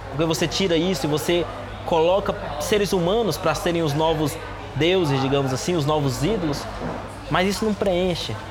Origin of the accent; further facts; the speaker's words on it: Brazil; moved away as an adult; now in China; que sou brasileiro